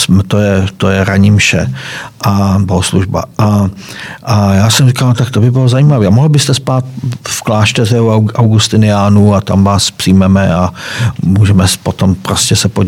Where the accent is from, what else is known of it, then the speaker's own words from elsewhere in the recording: Moravia, Czechia; byť se, cítit, byť jsem Moravan, ale tam tu část, tady ty východní Moravy neznám.